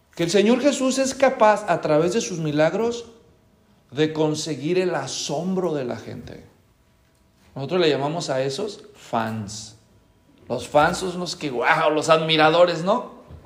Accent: Guadalajara, Jalisco, Mexico; now in Tracy, United States; yo nací en Guadalajara, en México, hace muchos años

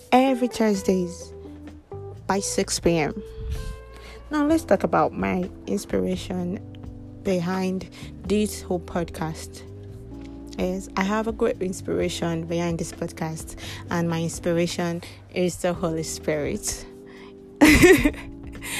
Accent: Kogi, Nigeria; I am from Kogi State

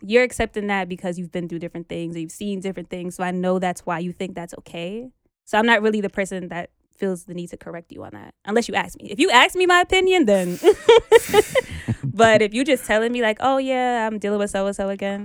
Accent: New York City, New York, United States; I'm from New York

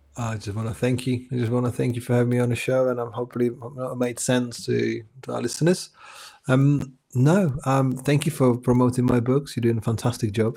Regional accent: Czechia; English is a second language; moved away as an adult; now in England, United Kingdom; I was born in Czech Republic

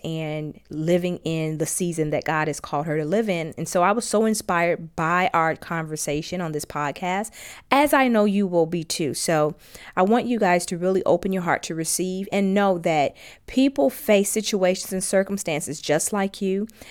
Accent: Gary, Indiana, United States; my hometown, Gary, Indiana

